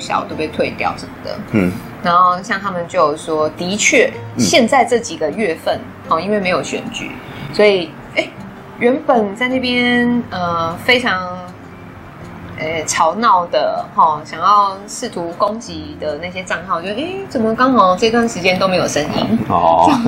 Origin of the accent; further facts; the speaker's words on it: Taiwan; 就是身为台湾人，我会想说，好，不管是讲什么 GDP 啦，什么排名啦，然后有没有什么台湾，就不要只有台积电可以拿出来讲。